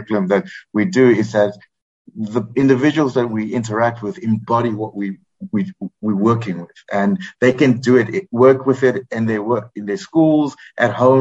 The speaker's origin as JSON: {"language": "English", "country": "South Africa", "moved": "yes", "lives_now": "Cambodia", "said": "I'm South African, but live in Cambodia."}